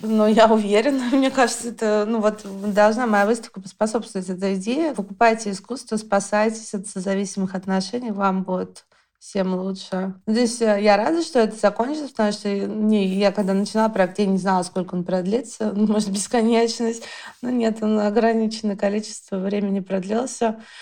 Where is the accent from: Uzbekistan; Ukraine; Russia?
Russia; Moscow; я родом из Алтуфьева.